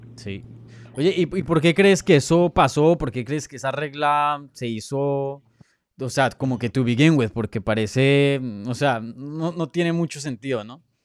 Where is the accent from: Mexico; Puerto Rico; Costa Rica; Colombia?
Colombia; yo soy colombiano